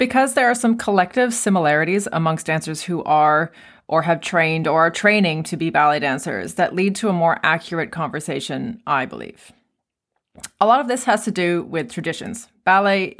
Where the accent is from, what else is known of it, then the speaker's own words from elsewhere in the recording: Canada; in Canada where I'm from.